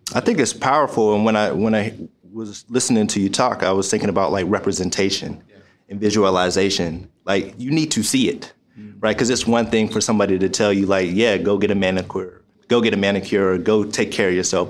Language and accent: English; Pittsburgh, Pennsylvania, United States; also born or lived in Michigan; I'm from Pittsburgh, Pennsylvania